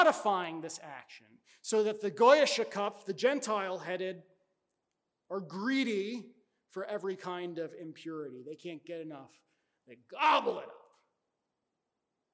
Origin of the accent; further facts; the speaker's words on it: New York, United States; my home state of New York